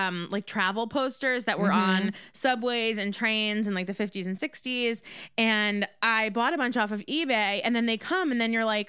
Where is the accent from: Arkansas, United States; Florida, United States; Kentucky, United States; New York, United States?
New York, United States; I'm from New York, the state that does have everything